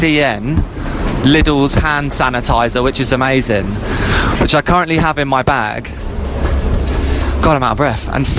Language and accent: English; Ireland; No, I'm not blonde. I'm Irish.